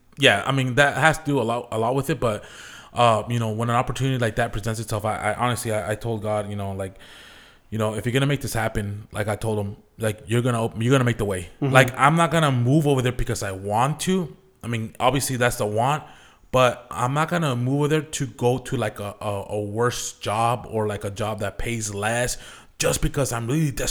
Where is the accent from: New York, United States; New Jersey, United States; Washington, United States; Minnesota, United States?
Washington, United States; Zillah; moved away as an adult; also born or lived in Buena, Washington / Tri-Cities, Washington; now in Portland, United States; I grew up in the Valley over in Zilla, graduated there back in 05